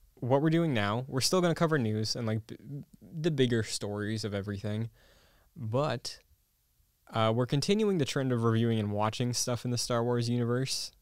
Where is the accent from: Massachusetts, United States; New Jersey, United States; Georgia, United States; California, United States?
Massachusetts, United States; born or raised there